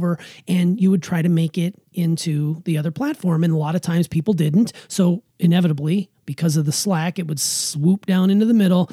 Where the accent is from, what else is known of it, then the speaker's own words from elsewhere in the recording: Anaconda, Montana, United States; a beautiful park in my hometown of Anaconda, Montana.